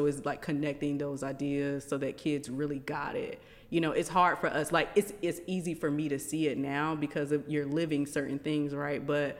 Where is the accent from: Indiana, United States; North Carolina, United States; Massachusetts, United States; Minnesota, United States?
North Carolina, United States; Rich Square; also born or lived in Miami, Florida; So moved from there when I was 9. Okay. Came to North Carolina to a small town called Rich Square.